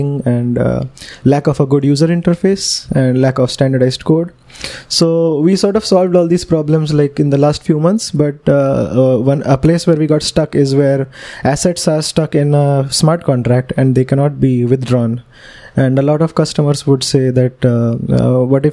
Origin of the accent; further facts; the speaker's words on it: Pune, Maharashtra, India; I'm from Pune in Maharashtra, India.